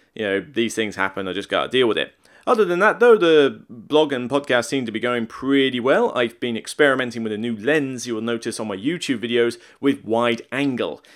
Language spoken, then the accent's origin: English; Somerset, South West England, United Kingdom; moved away; I'm from Somerset, Devon's next door